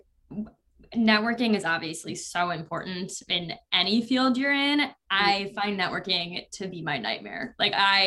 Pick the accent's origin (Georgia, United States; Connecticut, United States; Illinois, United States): Illinois, United States; a suburb of Chicago; now in New York City, United States; I grew up in a suburb of Chicago. So it's on like the west side